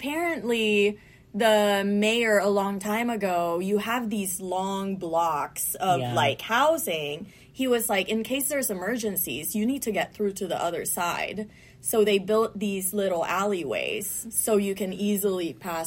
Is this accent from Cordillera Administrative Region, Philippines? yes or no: no; Marikina, Metro Manila, Philippines; also born or lived in Caloocan; now in Las Vegas, United States; And Marikina is on my dad's side. So, yeah, like, I grew up there